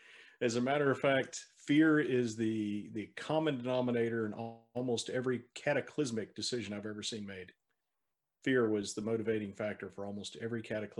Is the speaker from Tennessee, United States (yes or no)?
no; Louisiana, United States; also born or lived in Mississippi / North Carolina; I am from another state. I grew up in Louisiana, Mississippi, and North Carolina.